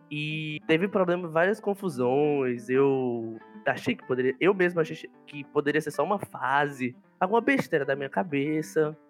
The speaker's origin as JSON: {"language": "Portuguese", "region": "Piauí", "country": "Brazil", "said": "sou piauiense"}